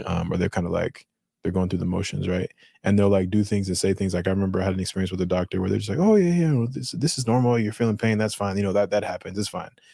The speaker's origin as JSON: {"language": "English", "region": "Colorado", "country": "United States", "said": "my Colorado talking"}